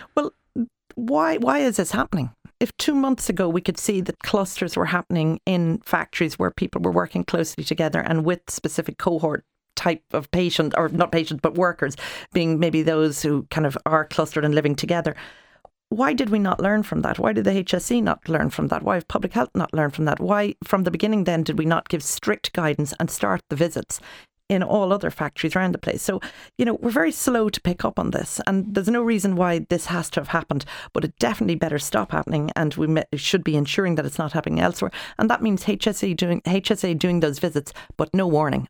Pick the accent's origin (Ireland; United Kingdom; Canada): Ireland; us as Irish people